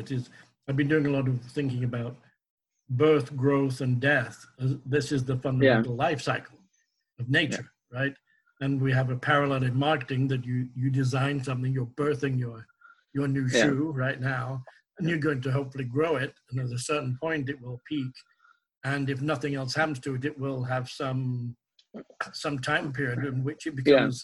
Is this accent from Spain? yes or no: no; England, United Kingdom; as an English person